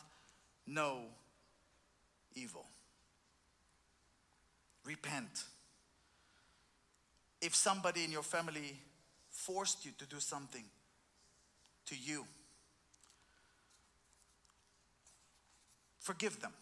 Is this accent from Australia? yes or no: no; Israel; I'm from Israel